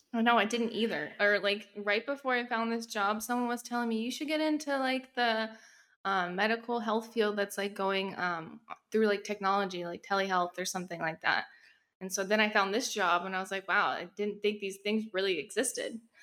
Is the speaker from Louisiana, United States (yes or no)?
no; Texas, United States; now in New York, United States; I currently live in New York, but I'm from Texas